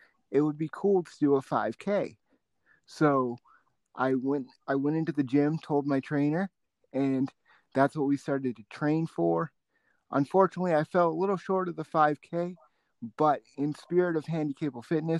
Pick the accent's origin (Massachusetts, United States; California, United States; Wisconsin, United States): Massachusetts, United States; Boston; growing up in Boston